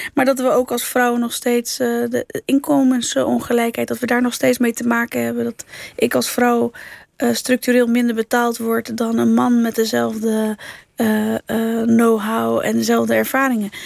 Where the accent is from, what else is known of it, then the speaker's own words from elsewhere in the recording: Netherlands; accent: Rotterdam Dutch; also born or lived in Alblasserwaard; ik ben hier geboren, ik identificeer mezelf als Nederlander ook. Ik droom in het Nederlands